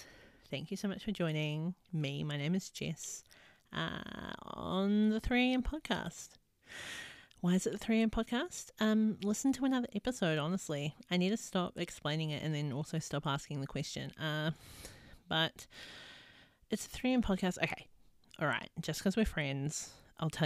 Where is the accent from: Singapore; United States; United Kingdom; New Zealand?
New Zealand; now in Australia; I live in Australia. I'm from New Zealand.